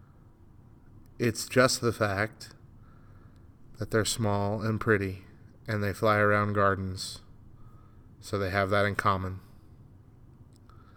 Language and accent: English; New Mexico, United States; I come from New Mexico